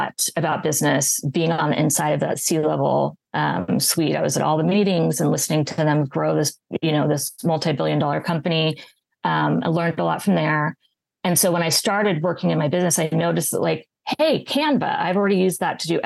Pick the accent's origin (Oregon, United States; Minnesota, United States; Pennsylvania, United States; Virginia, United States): Oregon, United States; moved away as an adult; now in Pasadena, United States; I'm originally from Oregon